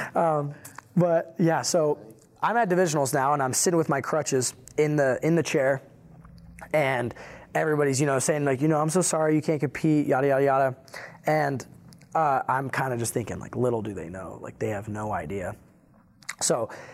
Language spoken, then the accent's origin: English; Iowa, United States; I was born in Iowa